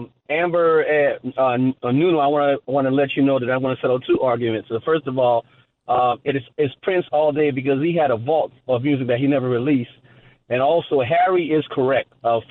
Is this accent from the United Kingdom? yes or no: no; St. Lucia; I'm from St. Lucia in the West Indies.